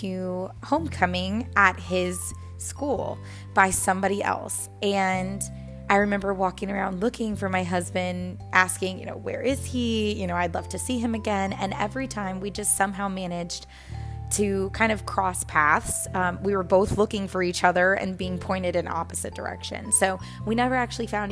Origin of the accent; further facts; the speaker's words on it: Texas, United States; also born or lived in New Orleans, Louisiana; I moved from New Orleans, Louisiana to Texas